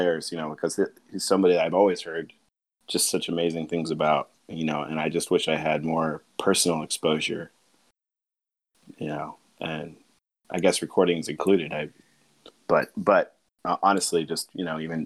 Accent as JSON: {"language": "English", "town": "Seattle", "region": "Washington", "country": "United States", "tie": "born or raised there", "said": "I grew up in Seattle, Washington"}